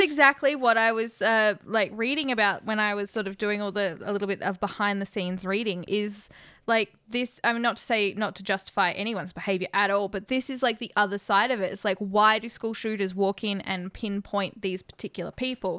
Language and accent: English; Australia; as an Australian who's never been to America